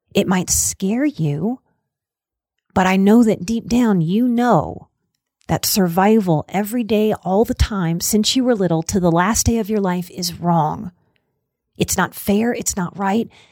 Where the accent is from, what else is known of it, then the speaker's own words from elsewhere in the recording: New Orleans, Louisiana, United States; moved away as an adult; also born or lived in Colorado Rocky Mountains; now in Colorado, United States; in Louisiana and in New Orleans, we love us some old cemeteries. So I grew up going to cemeteries.